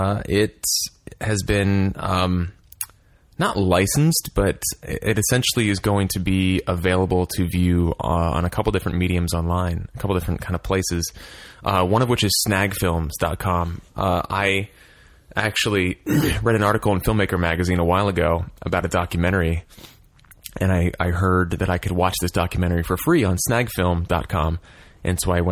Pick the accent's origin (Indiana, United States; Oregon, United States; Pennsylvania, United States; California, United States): Pennsylvania, United States; Philadelphia